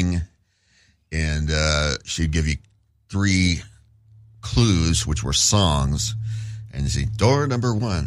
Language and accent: English; Phoenix, Arizona, United States; moved away; I grew up in Phoenix